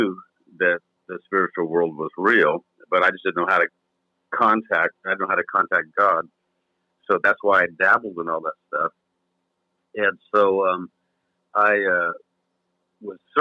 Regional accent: California, United States; Being raised in California

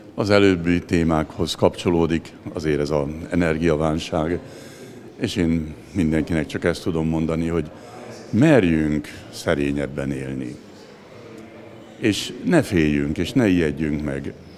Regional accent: Zebegény, Pest, Hungary; otthon, még a zebegénybe, ahol én felnőttem.

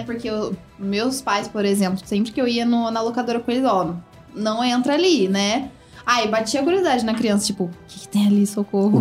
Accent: São Joaquim da Barra, São Paulo, Brazil; now in Ribeirão Preto, Brazil; Eu sou de São Joaquim da Barra e lá, tipo, é muito pequeno, muito pequeno mesmo.

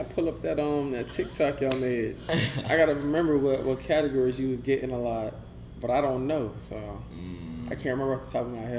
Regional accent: United States; growing up in the States

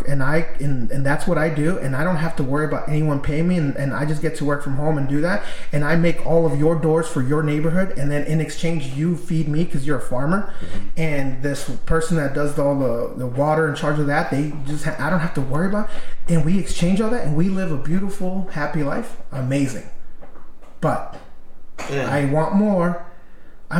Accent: Mexico; moved away; I was born in Mexico

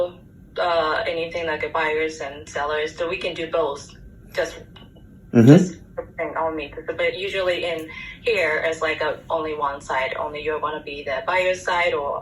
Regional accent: Japan; moved away as an adult; also born or lived in Colorado, United States; I was born and raised in Japan

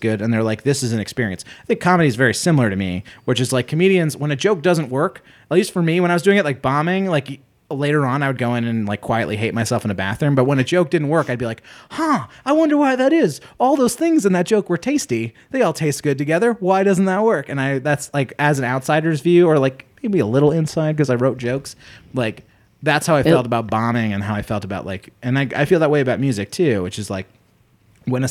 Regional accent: Huntington Station, New York, United States; my adolescence and like my real growing up happened on Long Island

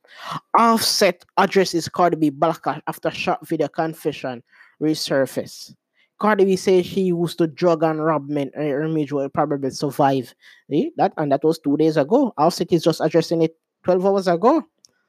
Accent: Jamaica; I'm Jamaican

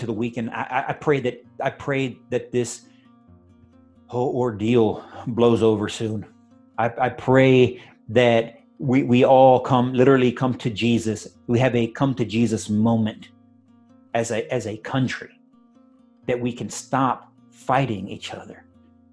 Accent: United States; we as Christian Americans

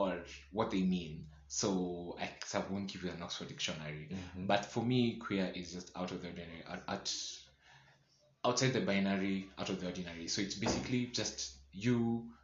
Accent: Nakuru, Nakuru County, Kenya; moved away as an adult; also born or lived in Eldoret; I grew up in Nakuru, so I literally didn't know any other queer person in Nakuru

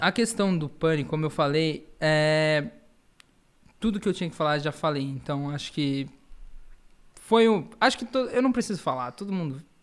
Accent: Florianópolis, Santa Catarina, Brazil; also born or lived in São Paulo; Sou paulista, mas fiquei, né, fui com um ano de idade para Florianópolis, então me consideram um manezinho da ilha

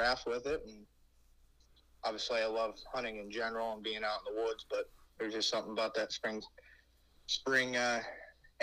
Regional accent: Warren, Pennsylvania, United States; I'm from Warren, PA.

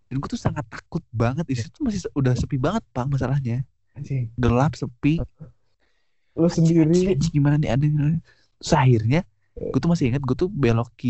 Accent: Bandung, West Java, Indonesia; gue gue tuh ya namanya gue orang Bandung pasti gue nge-support Persib

